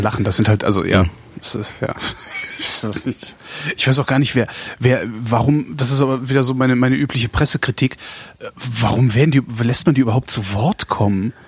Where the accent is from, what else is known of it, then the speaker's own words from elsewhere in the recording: Cologne, North Rhine-Westphalia, Germany; moved away; meiner Heimatstadt immer zu halten. Ich finde Köln unglaublich lebenswert